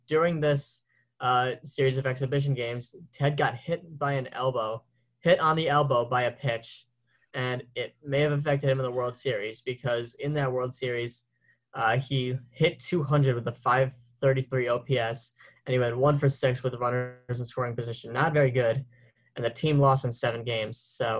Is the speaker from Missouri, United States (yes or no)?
no; Albany, New York, United States; he was from Albany, New York, which is my hometown.